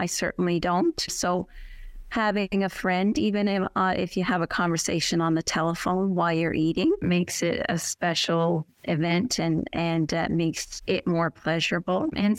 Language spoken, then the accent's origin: English; Goulds, Newfoundland and Labrador, Canada; Yes, I'm from the Goulds, and I am 89 years old. Since I came to Littledale, it's like a whole new world.